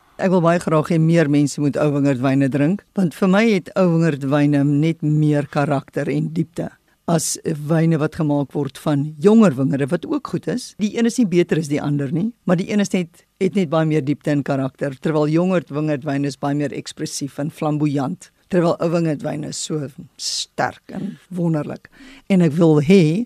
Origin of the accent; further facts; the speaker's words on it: South Africa; as 'n Suid-Afrikaner en as 'n wingerdboukundige